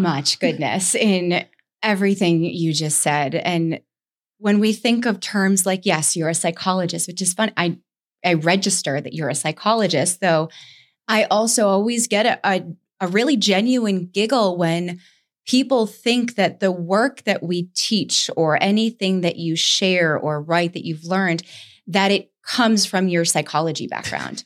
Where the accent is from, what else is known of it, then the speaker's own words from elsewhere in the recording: Saratoga Springs, New York, United States; moved away; I went back to Saratoga that I had been running from, that's where I grew up in New York